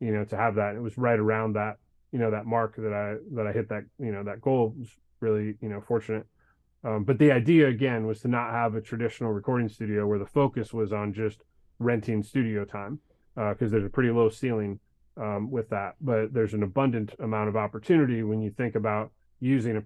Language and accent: English; Detroit, Michigan, United States; now in Nashville, United States; I grew up in Detroit